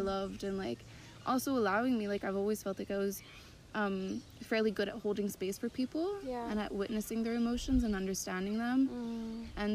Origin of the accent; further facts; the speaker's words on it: Montreal, Quebec, Canada; I'm from Canada, from Montreal, originally French-Canadian, so I grew up from a French family, but also very Anglophone in the way that I grew up